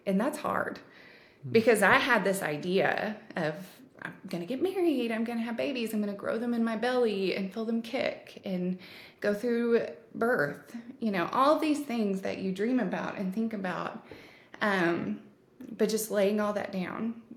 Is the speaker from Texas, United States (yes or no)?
yes; Texas, United States; I am a Texan uh, Texan American